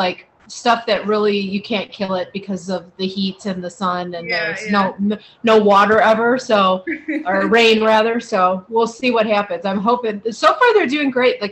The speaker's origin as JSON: {"language": "English", "region": "Ohio", "country": "United States", "tie": "born or raised there", "moved": "yes", "said": "we live in the desert and I grew up in Ohio"}